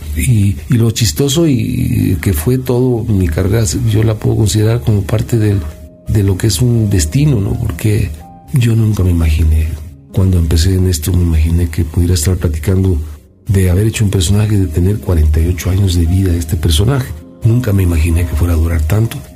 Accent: Mexico; Yo soy un mexicano

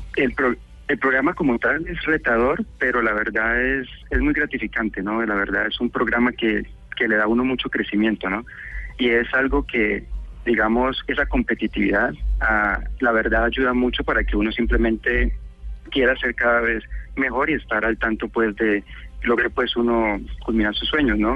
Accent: Cali, Valle del Cauca, Colombia; moved away as an adult; now in United States; soy caleño

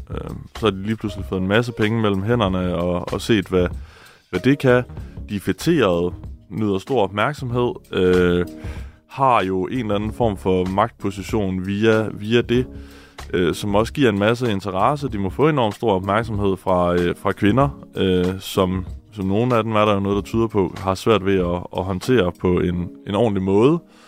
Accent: Denmark

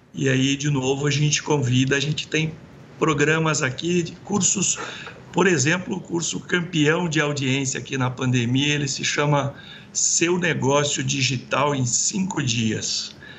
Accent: interior of São Paulo, Brazil; eu sou do interior de São Paulo

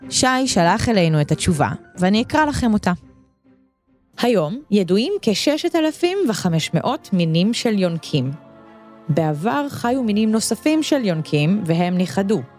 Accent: Ashkelon, Southern District, Israel; born there; now in Ashdod, Israel; אני בת שבע, ואני נולדתי באשקלון וגרה באשדוד.

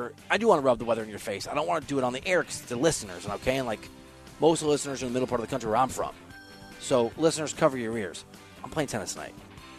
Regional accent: Iowa, United States; I'm from Iowa.

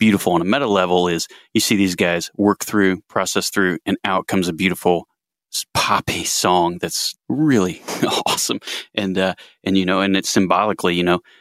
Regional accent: Muncie, Indiana, United States; accent: Muncie mumble; I'm from Muncie, Indiana

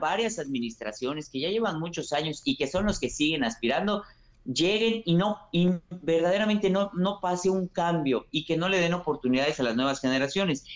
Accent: Yucatán, Mexico; como yucateco y político

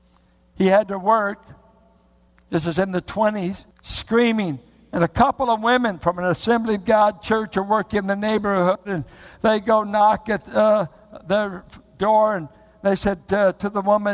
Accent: United States

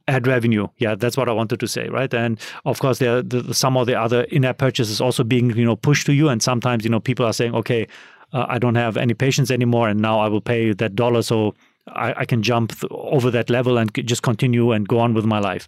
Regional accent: Germany; moved away; so I'm from Europe, so I'm from Germany

